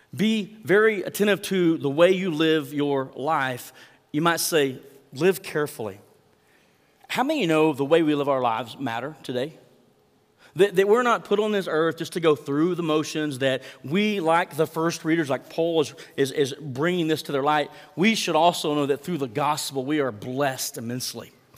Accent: Mangum, Oklahoma, United States; my hometown of Mangum

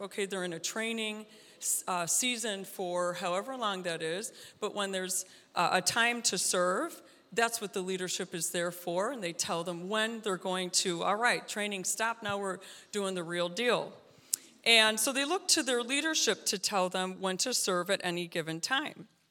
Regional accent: United States

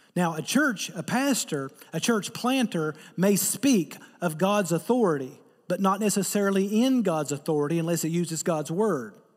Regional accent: Eastern Kentucky, United States; I'm from Eastern Kentucky

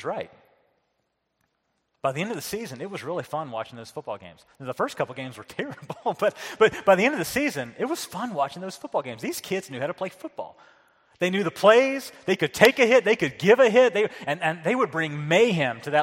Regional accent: the South, United States; moved away; I was raised in the South

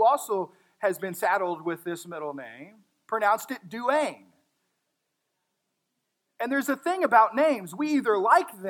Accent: Texas, United States; I'm from Texas

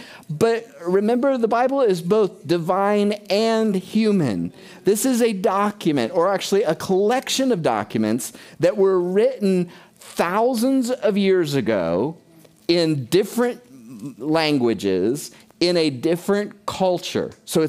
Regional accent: United Kingdom; I mean, we're from Britain, but you know what I'm saying.

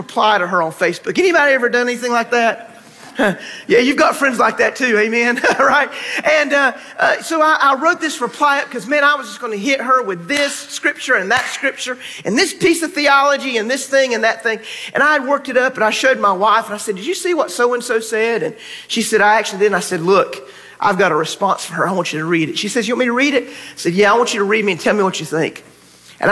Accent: North Carolina, United States; now in Texas, United States; when I was growing up in North Carolina

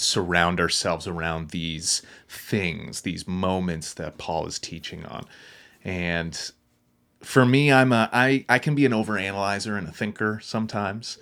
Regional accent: Wolfville, Nova Scotia, Canada; moved away; I'm from Woofville, Nova Scotia, which is the home of, uh, Just Us Coffee

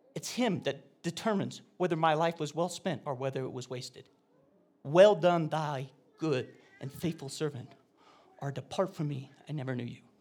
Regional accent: Oregon, United States; I was a homeschooler from Oregon.

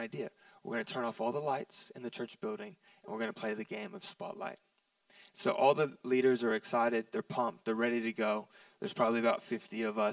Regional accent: Texas, United States; we're from Texas here

